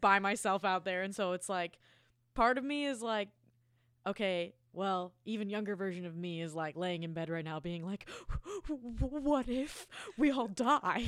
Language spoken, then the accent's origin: English; Springfield, Illinois, United States; when I was, like, a kid growing up in Central Illinois, Springfield